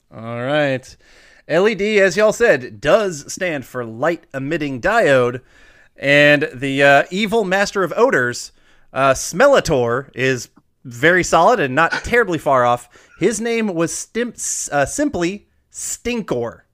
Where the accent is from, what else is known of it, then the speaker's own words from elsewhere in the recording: Iowa, United States; I was born in Iowa. I love Iowa